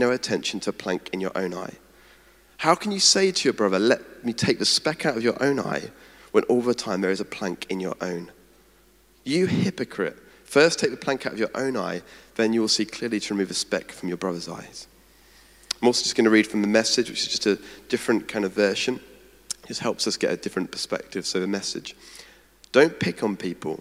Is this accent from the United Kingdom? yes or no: yes; United Kingdom; also born or lived in Edinburgh